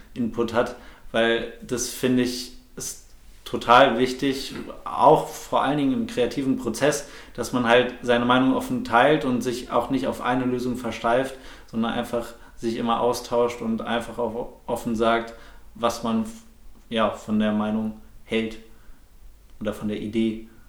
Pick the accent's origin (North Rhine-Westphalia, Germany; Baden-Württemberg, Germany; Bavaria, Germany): North Rhine-Westphalia, Germany; Bochum; also born or lived in Frankfurt; Ich bin in Frankfurt geboren, ähm, bin aber ja, relativ schnell mit ganz jungem Alter nach Bochum gekommen und dort auch komplett aufgewachsen